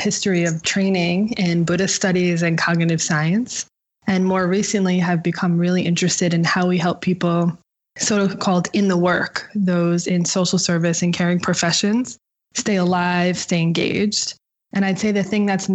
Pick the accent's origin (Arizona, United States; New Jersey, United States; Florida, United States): New Jersey, United States; outside of New York City; Growing up outside of New York City in New Jersey, with a single mom